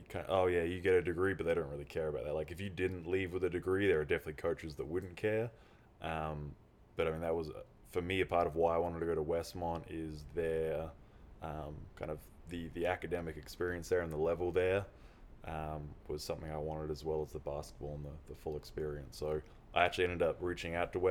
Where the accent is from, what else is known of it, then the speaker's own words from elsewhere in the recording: Adelaide, South Australia, Australia; moved away as an adult; also born or lived in Wyoming; now in United States; I'm from Adelaide. So South Australia